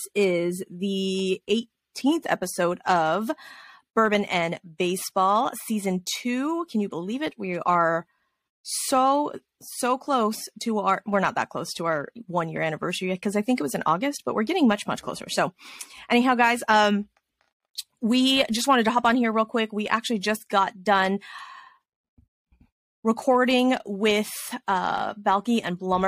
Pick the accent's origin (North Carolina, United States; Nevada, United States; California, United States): Nevada, United States; Las Vegas; now in Texas, United States; I grew up in Vegas